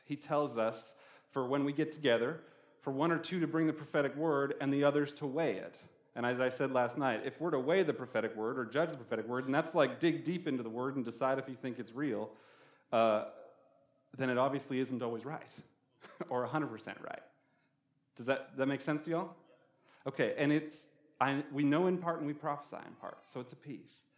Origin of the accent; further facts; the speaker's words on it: Canada; now in Albuquerque, United States; I'm from Canada, we have a lot of rivers